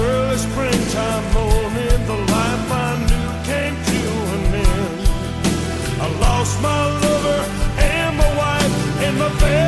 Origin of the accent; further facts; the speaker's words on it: Milwaukee, Wisconsin, United States; my hometown of Milwaukee